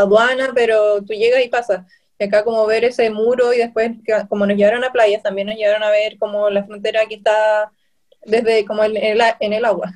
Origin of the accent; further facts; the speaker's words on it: Chile; also born or lived in Viña del Mar; soy de Chile, vivo en Viña del Mar